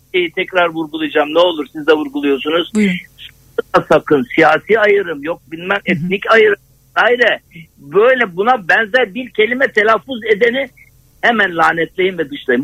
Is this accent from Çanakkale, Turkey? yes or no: no; Adana, Turkey; ben Adanalıyım